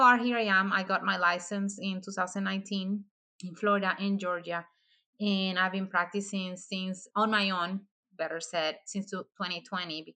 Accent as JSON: {"language": "English", "country": "Dominican Republic", "moved": "as an adult", "lives_now": "United States", "said": "I am originally from the Dominican Republic. I came to the United States in 2015 because I married my husband"}